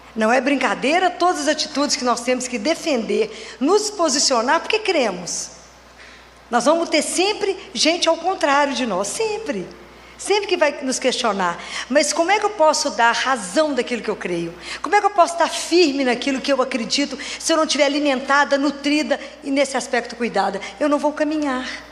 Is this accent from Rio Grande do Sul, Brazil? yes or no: no; Oliveira, Minas Gerais, Brazil; now in Belo Horizonte, Brazil; Eu sou natural da cidade de Oliveira, moro em Belo Horizonte, sou pediatra